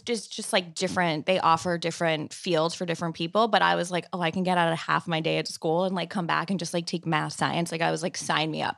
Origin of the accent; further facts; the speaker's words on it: Long Island, New York, United States; also born or lived in Manhattan; I was commuting from Long Island where I grew up into the city